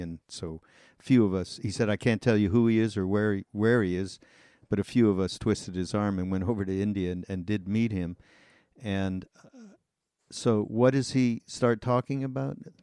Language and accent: English; Montreal, Quebec, Canada; also born or lived in Los Angeles, United States; now in Asheville, United States; I'm Canadian. I'm from Montreal, although I've spent a large part of my life here in the states